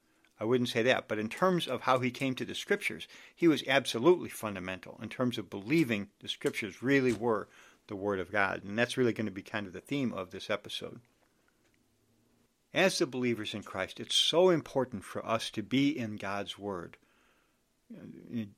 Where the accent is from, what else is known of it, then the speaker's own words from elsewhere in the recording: Chicago, Illinois, United States; also born or lived in Washington, D.C.; I'm from the Chicago area.